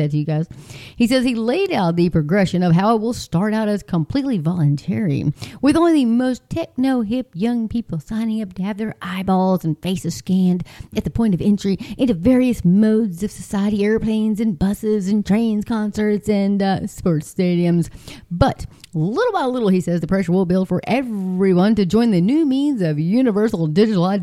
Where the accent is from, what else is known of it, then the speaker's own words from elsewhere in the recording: Texas, United States; I'm just a girl from Texas